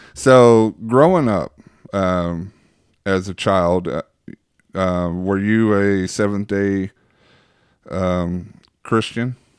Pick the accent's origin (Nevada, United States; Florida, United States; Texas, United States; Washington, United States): Texas, United States; Waxahachie; where I'm from, Waxahachie